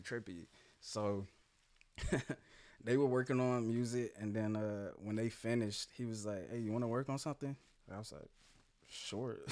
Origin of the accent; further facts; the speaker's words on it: Jacksonville, Florida, United States; I'm from here, man. I'm a native, Jacksonville